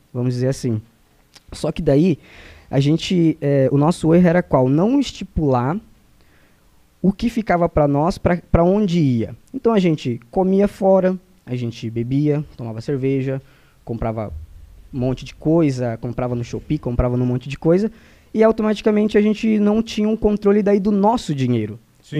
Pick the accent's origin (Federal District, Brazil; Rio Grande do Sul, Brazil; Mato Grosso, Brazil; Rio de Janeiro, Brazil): Mato Grosso, Brazil; moved away; also born or lived in Santa Catarina; eu saí lá do Mato Grosso